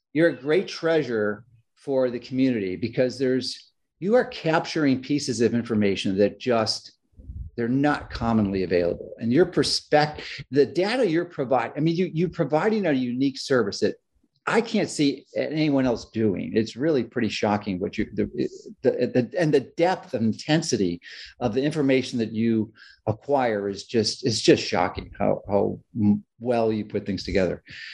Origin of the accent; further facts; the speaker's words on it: Chicago, Illinois, United States; I grew up in Chicago, and I love Florida beyond what you can possibly imagine.